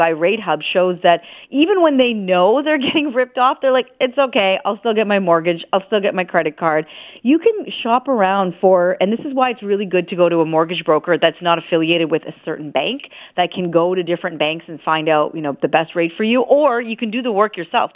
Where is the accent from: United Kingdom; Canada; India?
Canada; being a Canadian